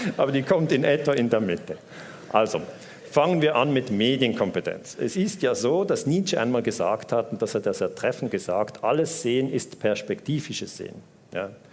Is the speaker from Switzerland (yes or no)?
yes; Switzerland; accent: Swiss; Ich bin Schweizer, hört man am Akzent